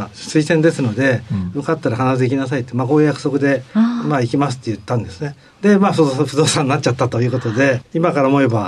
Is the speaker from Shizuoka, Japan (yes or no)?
no; Funabashi, Chiba, Japan; 千葉県の船橋市です。